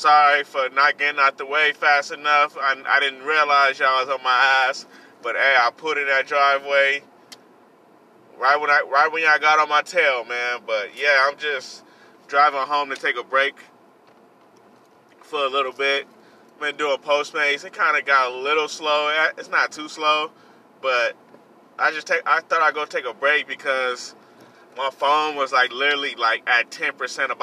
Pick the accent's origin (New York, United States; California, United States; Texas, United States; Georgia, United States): California, United States; I'm a Cali boy. I was born in California. My roots are in California. I was born out here